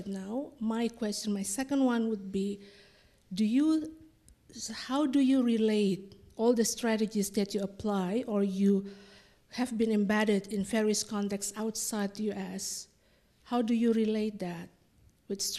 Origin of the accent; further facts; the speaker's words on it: Indonesia; I'm from Indonesia